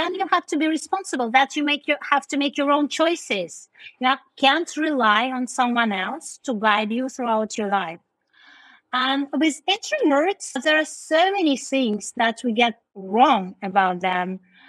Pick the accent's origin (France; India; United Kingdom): India; English is a second language; also born or lived in Russia; when I say I was born in Russia, but I moved to India when I was 9 years old, and I grew up there, like, well, I can't say I'm an Indian, right?